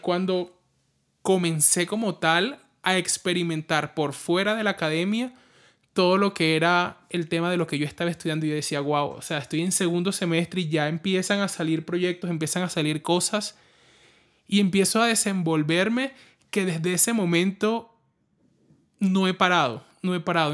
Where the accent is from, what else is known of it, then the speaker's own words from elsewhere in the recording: La Guajira, Colombia; also born or lived in Barranquilla; yo soy de La Guajira, viví en Barranquilla